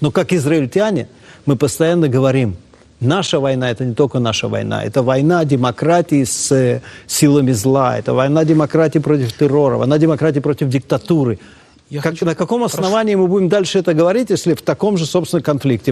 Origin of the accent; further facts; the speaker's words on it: Ukraine; now in Israel; я родился на Украине